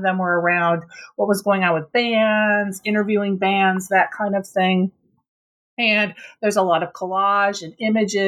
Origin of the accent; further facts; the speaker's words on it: Minnesota, United States; I grew up in Minnesota, I was really involved in sort of this Minnesota punk scene